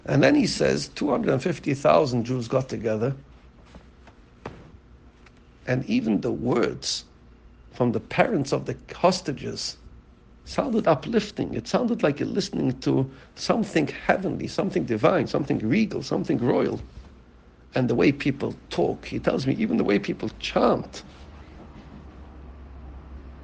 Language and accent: English; United Kingdom; being British